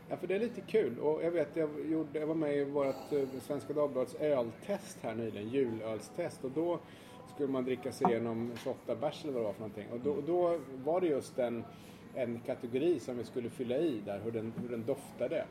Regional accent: Sweden; jag är svensk journalist

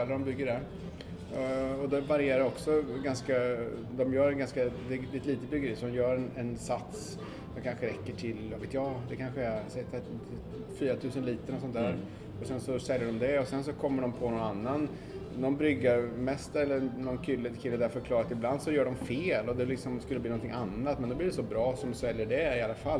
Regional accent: Sweden; now in New York, United States; hemma i Sverige

